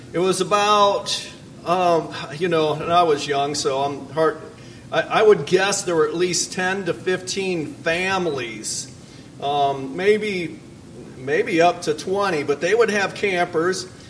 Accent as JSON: {"language": "English", "town": "Fort Wayne", "region": "Indiana", "country": "United States", "said": "I'm from Fort Wayne, Indiana"}